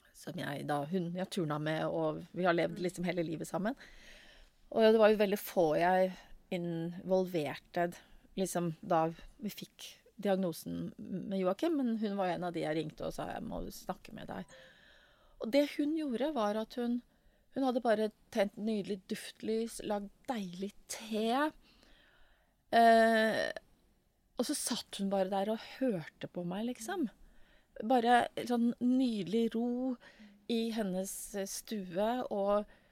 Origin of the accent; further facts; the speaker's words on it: Oslo, Norway; her kom jeg fra Stovner.